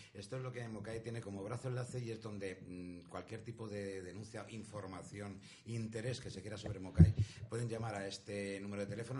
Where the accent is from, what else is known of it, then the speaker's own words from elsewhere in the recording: Madrid, Community of Madrid, Spain; now in Zaragoza, Spain; Llevo desde el año 75 aquí en Zaragoza, en esta bella tierra maña, que yo soy de Madrid